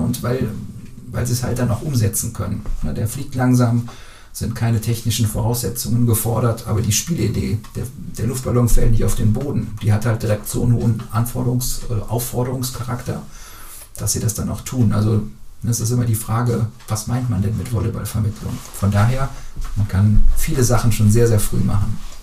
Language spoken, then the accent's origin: German; Brühl, North Rhine-Westphalia, Germany; ich komme aus Brühl, im BTV bin ich da groß geworden